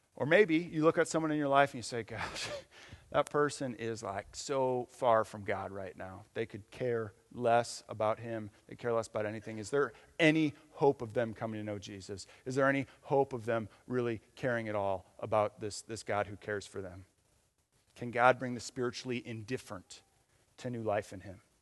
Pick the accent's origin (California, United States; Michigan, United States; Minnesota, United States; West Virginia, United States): Michigan, United States; moved away; I'm, I'm from Michigan